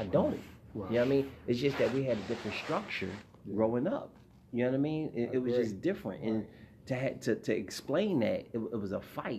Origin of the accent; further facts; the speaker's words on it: Philadelphia, Pennsylvania, United States; Well, I come from South Philly.